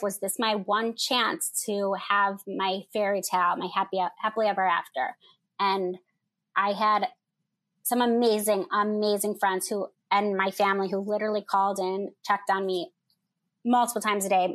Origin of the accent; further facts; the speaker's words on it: Michigan, United States; moved away as an adult; now in Chicago, United States; I'm from Michigan. I live in Chicago.